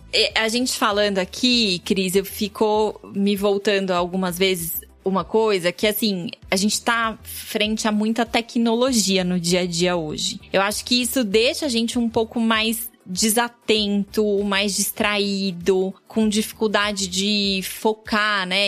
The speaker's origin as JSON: {"language": "Portuguese", "region": "São Paulo", "country": "Brazil", "tie": "born or raised there", "said": "Sou nascida e criada na Penha"}